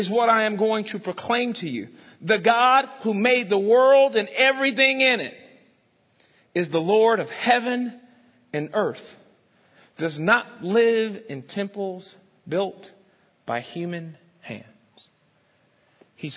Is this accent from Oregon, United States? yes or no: no; Rockford, Illinois, United States; also born or lived in East St. Louis, Illinois; now in Dallas, United States; I was born in St. Louis. To be exact, East St. Louis